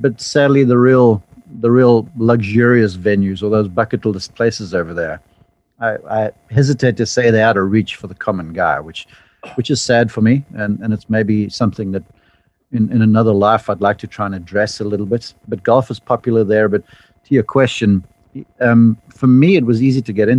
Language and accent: English; South Africa; accent: funky accent; now in United States; growing up in South Africa